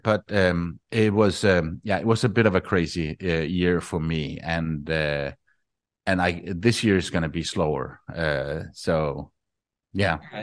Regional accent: Denmark; moved away as an adult; I am from Denmark

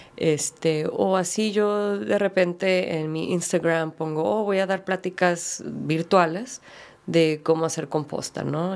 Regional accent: United States; crecí como en, Estados Unidos, como minoría, como latina y mexicana

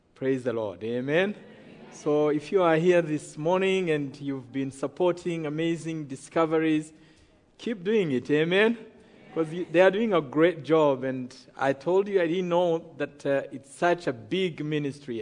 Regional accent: Rwanda; I come from Rwanda

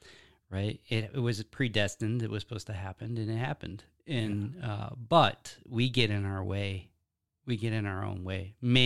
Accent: Wisconsin, United States; born there; I was born in Wisconsin. Yeah. I was raised essentially homestead style.

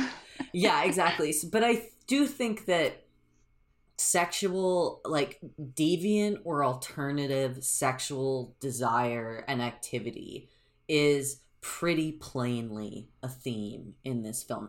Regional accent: United States; I'm an American

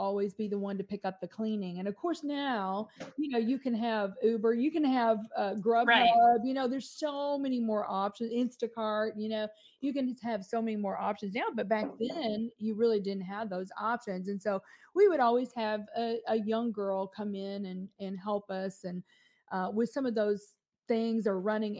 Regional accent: Kentucky, United States; accent: Southern; moved away as an adult; now in St. Louis, United States; you might detect a little accent, a little Southern accent. We were born and raised in Kentucky

